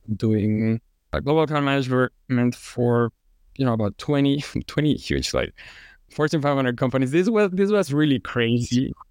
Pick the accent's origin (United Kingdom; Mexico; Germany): Mexico; Mexico City; now in Houston, United States; I'm from Mexico City. And now I live in Houston.